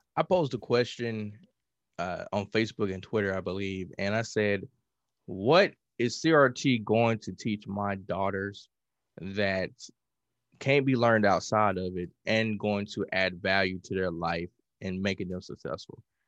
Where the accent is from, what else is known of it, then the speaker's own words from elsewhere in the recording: Mississippi, United States; I'm from Mississippi, so I grew up on blues